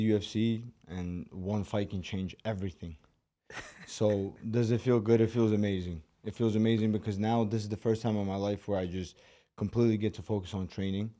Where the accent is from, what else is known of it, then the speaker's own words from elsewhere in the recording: New York City, New York, United States; accent: Brooklyn; English is a second language; also born or lived in Moscow, Russia / Baku, Azerbaijan (family); six years old, moved to the States, and been in Brooklyn ever since